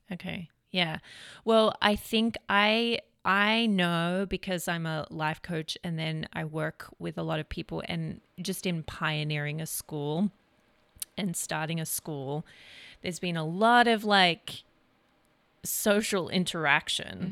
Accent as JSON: {"language": "English", "country": "Australia", "also_born_or_lived": "Redding, California", "moved": "yes", "lives_now": "United States", "said": "being an Australian living in America"}